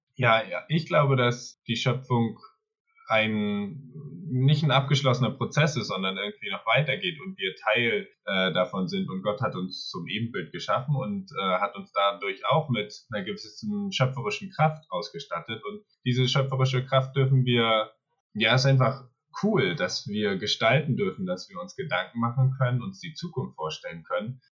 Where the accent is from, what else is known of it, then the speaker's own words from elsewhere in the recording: Mecklenburg-Vorpommern, Germany; also born or lived in Berlin / Sweden; komme aus Mecklenburg-Vorpommern